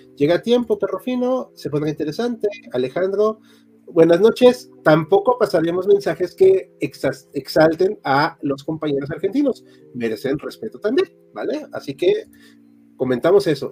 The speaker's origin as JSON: {"language": "Spanish", "region": "Mexico City", "country": "Mexico", "said": "casi todos somos de Chilangolandia o Ciudad de México"}